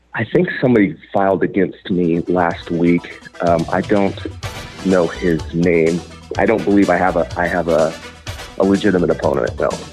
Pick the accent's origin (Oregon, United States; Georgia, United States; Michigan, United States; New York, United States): Oregon, United States; Joseph; my hometown of Joseph, Oregon